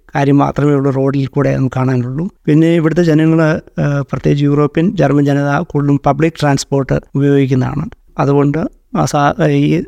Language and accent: Malayalam; Pullurampara, Kerala, India; moved away as an adult; also born or lived in Doha, Qatar; now in Frankfurt, Germany; നാട്ടിൽ കോഴിക്കോട് ജില്ലയിൽ പുല്ലൂരാമ്പാറ എന്ന സ്ഥലത്താണ്